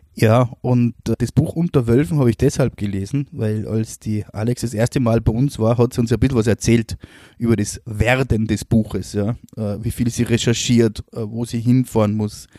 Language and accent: German; Austria; bei uns in Österreich